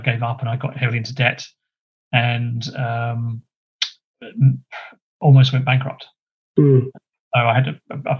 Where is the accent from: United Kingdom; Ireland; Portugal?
United Kingdom; Gravesend, South East England; moved away as an adult; also born or lived in Chatham / London / Liverpool / Ashford, Middlesex; I was born in Kent. That's where I was brought up originally.